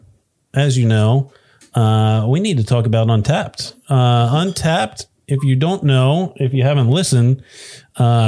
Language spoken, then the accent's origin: English; Pennsylvania, United States; we're from Pennsylvania.